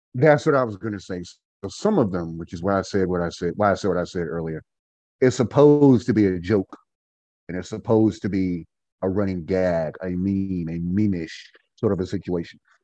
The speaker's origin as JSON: {"language": "English", "town": "Goldsboro", "region": "North Carolina", "country": "United States", "moved": "yes", "lives_now": "Winston-Salem, United States", "said": "We hail from Goldsboro, North Carolina. We are a couple of Goldsboro Knights. I currently live and Winston-Salem, North Carolina."}